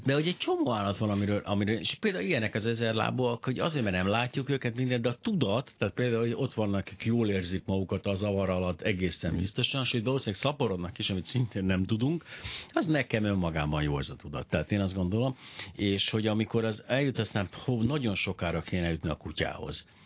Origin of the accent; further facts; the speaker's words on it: Miskolc, Borsod-Abaúj-Zemplén, Hungary; kifejezetten Miskolcon nőttem fel